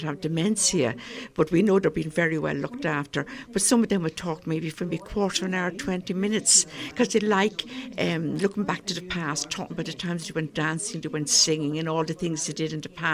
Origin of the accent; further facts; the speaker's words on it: Dublin, Leinster, Ireland; accent: Dublin; now in Donegal, Ireland; my Dublin accent